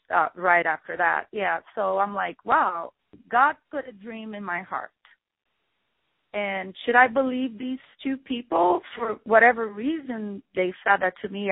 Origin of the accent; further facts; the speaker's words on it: Rio de Janeiro, Brazil; now in United States; representing Brazil because that's you know where I'm from, um, from Rio de Janeiro